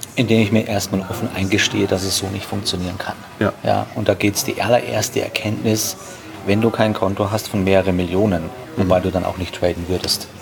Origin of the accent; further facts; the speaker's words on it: Straubing, Bavaria, Germany; in Straubing, wo ich herkomme, hier habt ihr die, die, die Alster, wir haben die Donau